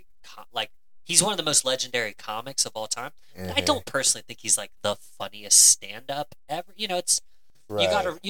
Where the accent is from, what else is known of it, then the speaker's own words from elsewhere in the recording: Cleveland, Ohio, United States; my hometown of Cleveland, Ohio